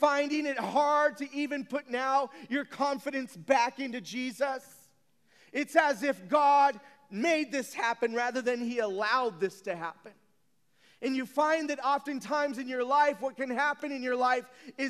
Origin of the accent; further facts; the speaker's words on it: San Bernardino, California, United States; I grew up in San Bernardino